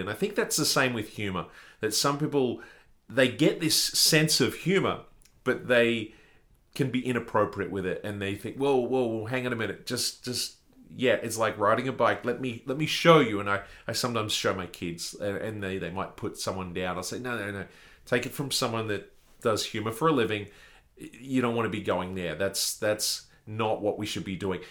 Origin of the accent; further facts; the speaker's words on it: Australia; being an Australian